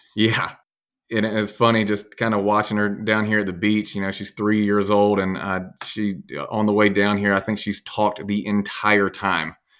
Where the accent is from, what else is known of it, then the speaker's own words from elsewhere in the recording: Birmingham, Alabama, United States; I'm from Birmingham, born and raised.